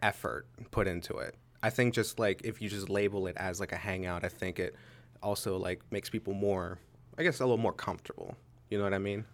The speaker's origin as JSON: {"language": "English", "town": "Pittsburgh", "region": "Pennsylvania", "country": "United States", "moved": "yes", "lives_now": "Altoona, United States", "said": "I am originally from Pittsburgh, Pennsylvania. I'm currently living in Altoona"}